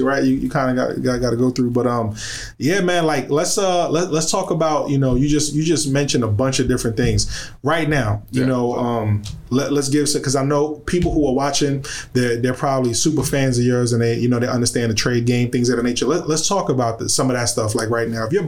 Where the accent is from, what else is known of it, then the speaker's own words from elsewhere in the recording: New York, United States; we're from New York